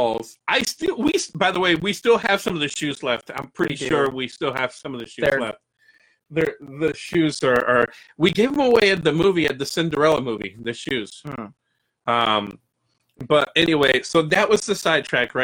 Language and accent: English; Florida, United States; I grew up in the Boys and Girls Club when I first came here to Florida